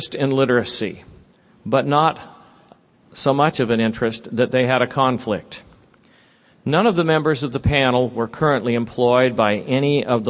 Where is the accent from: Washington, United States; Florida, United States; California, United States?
California, United States; Sunnyvale; moved away; also born or lived in Santa Clara / Cupertino; I grew up in California. I was telling Liz over breakfast that I went to school in Sunnyvale and Santa Clara.